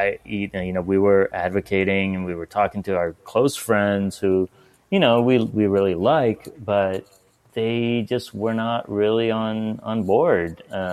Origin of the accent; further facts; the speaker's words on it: Pittsburgh, Pennsylvania, United States; also born or lived in Iran / Northern California; now in Portland, United States; I born in Iran. I grew up in Pittsburgh, Pennsylvania as well. Kind of my formative teenage years in Pittsburgh.